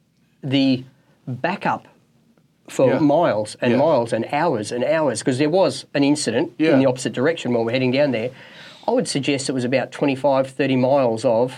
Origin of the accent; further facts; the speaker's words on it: Australia; accent: Australian; I speak half through my nose because I'm Australian.